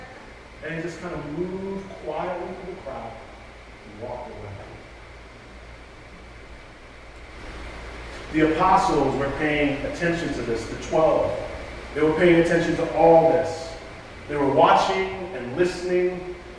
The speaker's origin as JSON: {"language": "English", "region": "New York", "country": "United States", "also_born_or_lived": "Raleigh, North Carolina", "moved": "as an adult", "said": "I'm from New York, and so I'm used to people being a little bit more open and free"}